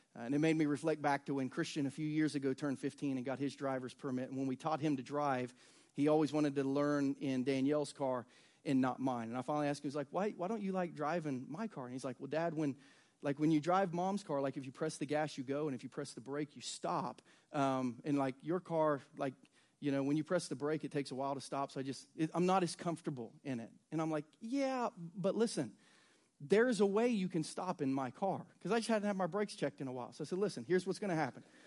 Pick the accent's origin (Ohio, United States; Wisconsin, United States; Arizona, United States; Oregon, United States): Ohio, United States; Southern; now in Lee's Summit, United States; I grew up in Southern Ohio